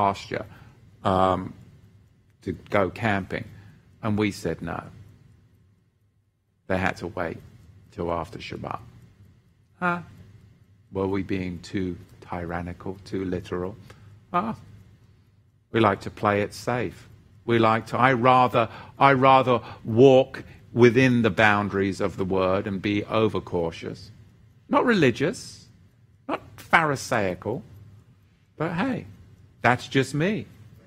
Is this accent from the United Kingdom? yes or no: yes; England, United Kingdom; I'm white and I'm from England